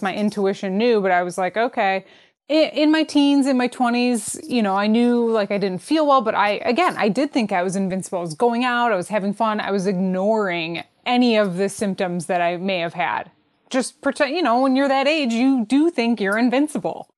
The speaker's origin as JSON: {"language": "English", "town": "Detroit", "region": "Michigan", "country": "United States", "said": "I'm from Detroit"}